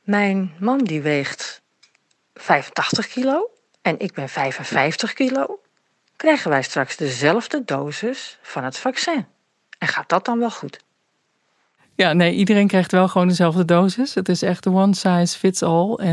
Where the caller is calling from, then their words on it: Rotterdam, South Holland, Netherlands; uit Rotterdam.